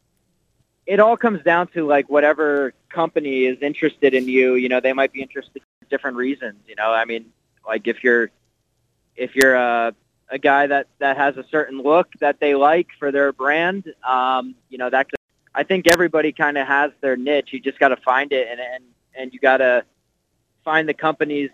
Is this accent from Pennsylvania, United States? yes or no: yes; Nazareth, Pennsylvania, United States; I grew up in Nazareth, Pennsylvania